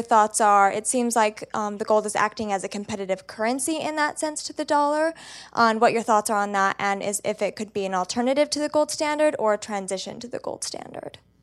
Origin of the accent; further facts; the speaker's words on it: Utah, United States; moved away; my home state of Utah